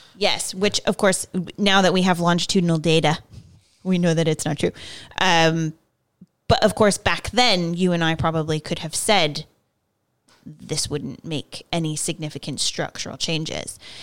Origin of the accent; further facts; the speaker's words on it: California, United States; I grew up in California